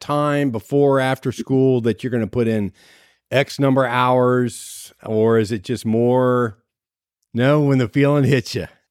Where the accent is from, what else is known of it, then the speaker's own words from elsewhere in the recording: Ohio, United States; moved away; We're originally from the Ohio area